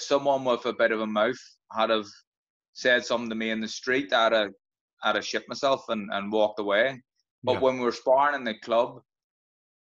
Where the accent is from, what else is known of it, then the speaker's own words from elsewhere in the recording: Belfast, Northern Ireland, United Kingdom; Grew up in a place called Tigers Bay, which is pretty rough, right on an interface in Belfast